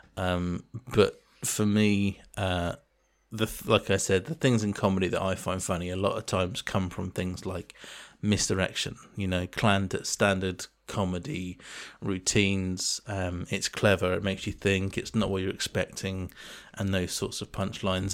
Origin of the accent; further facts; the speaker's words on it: England, United Kingdom; moved away; such a thing that's ingrained in your brain as an English person